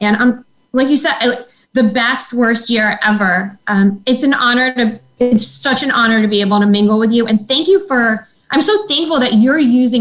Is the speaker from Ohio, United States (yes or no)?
no; Long Island, New York, United States; I'm from Long Island. We both know the Roosevelt Field Mall